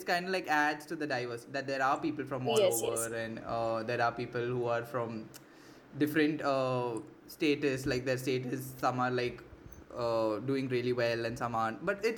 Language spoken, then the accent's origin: English; India; Because see, I'm not from India. I mean, I'm from India, but like I'm an NRI.